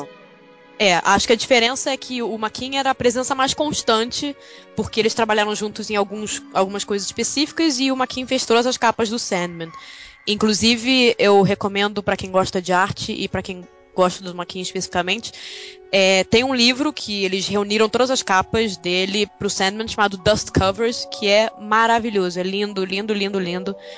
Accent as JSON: {"language": "Portuguese", "country": "Brazil", "tie": "born or raised there", "moved": "as an adult", "lives_now": "London, United Kingdom", "said": "Eu passei a minha vida inteira no Brasil"}